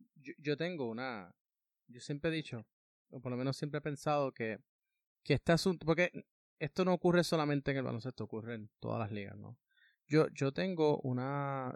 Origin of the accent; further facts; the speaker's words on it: Puerto Rico; somos ciudadanos estadounidenses.